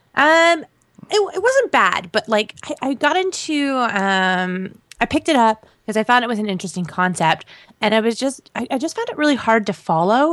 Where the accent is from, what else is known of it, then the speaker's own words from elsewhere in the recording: Canada; moved away; I'm still Canadian